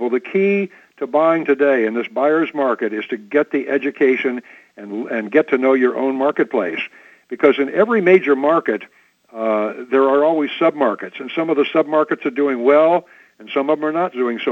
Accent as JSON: {"language": "English", "town": "Jacksonville", "region": "Illinois", "country": "United States", "tie": "born or raised there", "also_born_or_lived": "Olney, Illinois", "said": "I grew up in Jacksonville"}